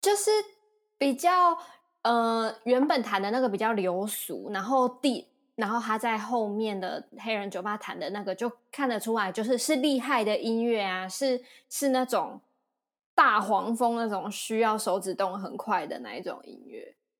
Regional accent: Kaohsiung, Taiwan; moved away; 我是高雄人

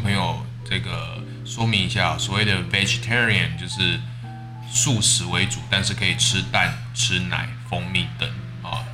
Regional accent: Taiwan; 我们台湾人的那种，你知道，原本重口味的那种调味

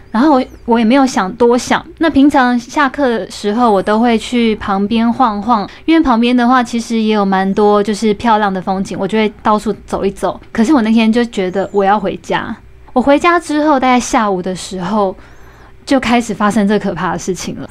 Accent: Taiwan; moved away as an adult; also born or lived in Tokyo, Japan; 我在台湾吃到的

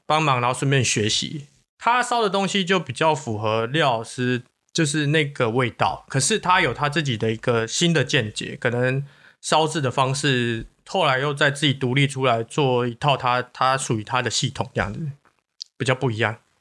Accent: Taiwan; 我们台湾人

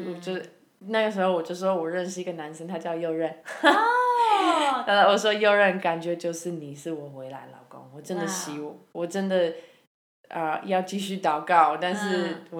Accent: Canada; now in Taiwan; 因为我是加拿大人，

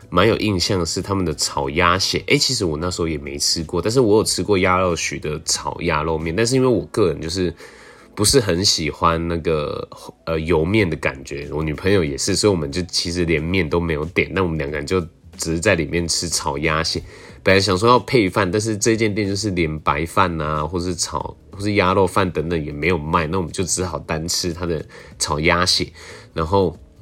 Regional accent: southern Taiwan, Taiwan; 像我们南部，就是我我的家乡

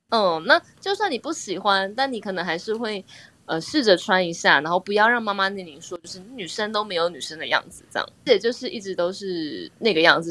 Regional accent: southern Taiwan, Taiwan; 因为我是南部人 所以我们南部小孩离家去台北读书，有时候你隔可能两三个月才回家一次

